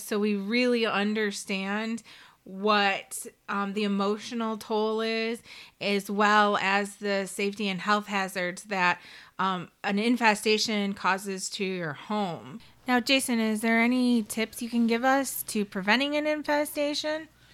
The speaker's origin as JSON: {"language": "English", "town": "Detroit", "region": "Michigan", "country": "United States", "tie": "born or raised there", "said": "my background is that I grew up in Detroit in a, um, little neighborhood on the west side, and I lived there until I was a teenager, then we moved out to the suburbs."}